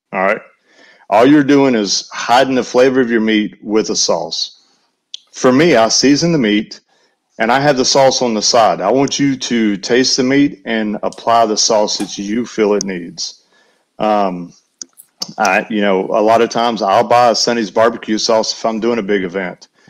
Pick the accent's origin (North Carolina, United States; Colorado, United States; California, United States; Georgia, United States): North Carolina, United States; Western; also born or lived in Alabama; now in Tennessee, United States; I grew up in Western North Carolina, so I was on the other side of Knoxville